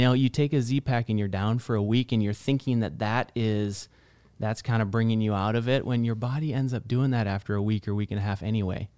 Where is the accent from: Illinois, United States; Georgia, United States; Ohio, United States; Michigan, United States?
Michigan, United States; northern; moved away as an adult; also born or lived in California; now in Scottsdale, United States; I've spent all of my life until twenty in northern Michigan.